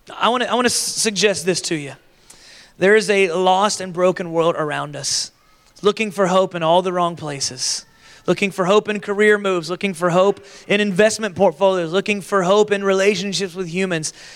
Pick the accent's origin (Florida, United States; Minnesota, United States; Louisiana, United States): Florida, United States; I grew up in Florida where we had like a, a Florida resident discount.